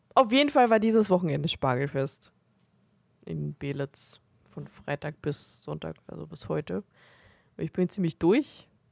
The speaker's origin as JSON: {"language": "German", "country": "Germany", "said": "wir sind halt Deutsche"}